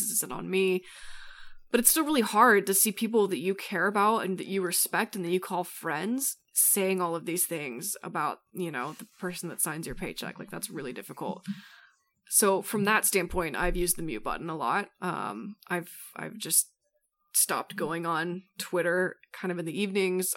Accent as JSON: {"language": "English", "region": "Colorado", "country": "United States", "tie": "born or raised there", "said": "I grew up in Colorado"}